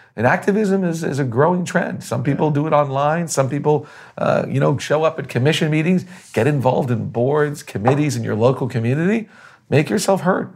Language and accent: English; Boston, Massachusetts, United States; now in Florida, United States; being born in Boston, growing up in Boston, learning about the colonial experience